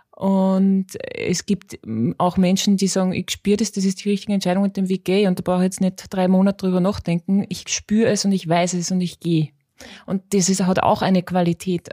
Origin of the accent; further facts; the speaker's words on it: Austria; ich bin Österreicherin